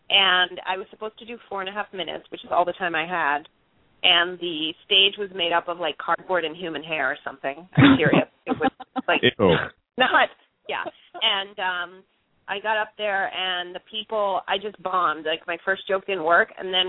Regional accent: Brookline, Massachusetts, United States; moved away as an adult; now in New York, United States; I'm from Boston. I grew up in Brookline.

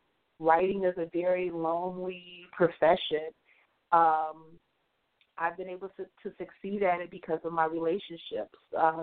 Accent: Midwest, United States; I'd always thought, especially growing up in the Midwest, that writing was going to be a hobby.

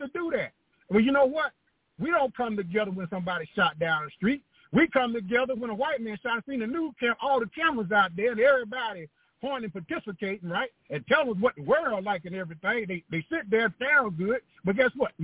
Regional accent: Atlanta, Georgia, United States; I was born in Georgia, in Atlanta, in 1951, a segregated South in a Baptist state. They used to call it the Bible Belt down here.

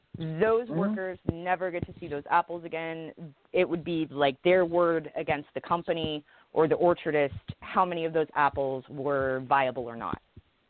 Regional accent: Wenatchee, Washington, United States; I grew up in an agricultural area, right? I grew up in Wenatchee, Washington, and that place is known as the apple capital of the world.

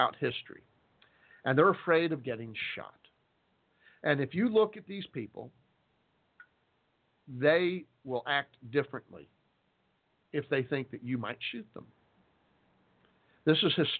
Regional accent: Texas, United States; I'm a Texan

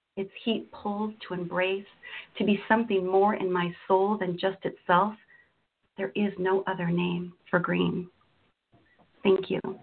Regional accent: Washington, United States; also born or lived in Florida / Azores / Texas; I've grown up in Washington State uh, for, pretty much since I was five.

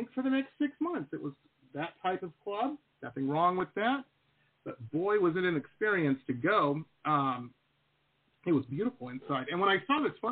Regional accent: Detroit, Michigan, United States; when I was growing up in Detroit

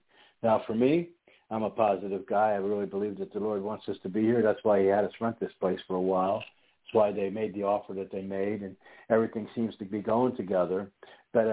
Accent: Pennsylvania, United States; I was born and raised in Pennsylvania

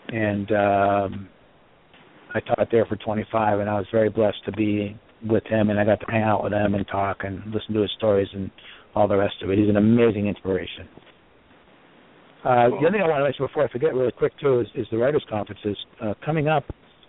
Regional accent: Boston, Massachusetts, United States; I'm from Boston. I've been out here.

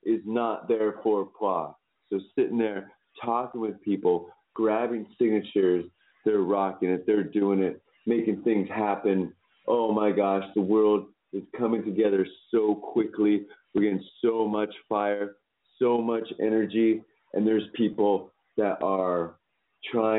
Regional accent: California, United States; moved away as an adult; now in Costa Rica; I'm from California

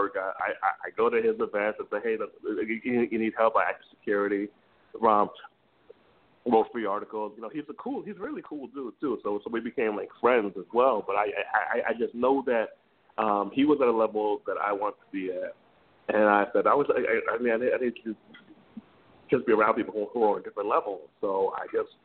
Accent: Jamaica; he's Jamaican, I'm Jamaican, so it's kind of an old school upbringing

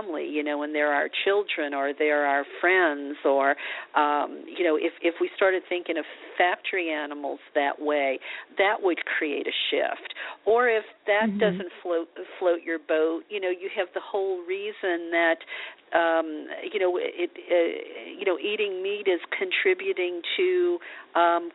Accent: New Orleans, Louisiana, United States; now in Los Angeles, United States; growing up in New Orleans, you know, eating vegetables, I mean, we fried our vegetables

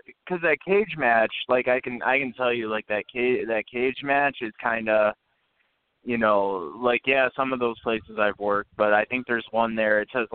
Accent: Canada; So then me being the Canadian guy at the time, you know, I got to beat up the red, white, and blue guy.

